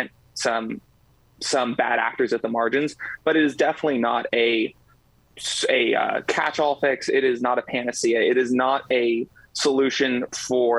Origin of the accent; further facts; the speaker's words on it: Los Angeles, California, United States; I come from Los Angeles, California